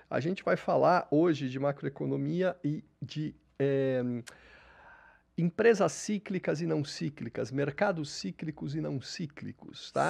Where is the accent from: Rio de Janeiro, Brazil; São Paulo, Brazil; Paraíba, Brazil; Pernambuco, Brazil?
São Paulo, Brazil; Santos; Sou nascido em Santos.